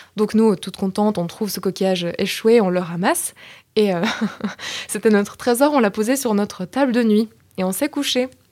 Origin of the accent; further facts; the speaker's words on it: Belgium; moved away; je viens de Belgique